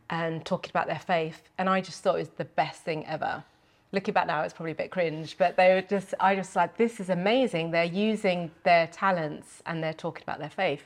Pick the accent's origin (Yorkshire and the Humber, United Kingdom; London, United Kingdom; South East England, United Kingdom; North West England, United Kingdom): South East England, United Kingdom; Milton Keynes; we, we grew up in Milton Keynes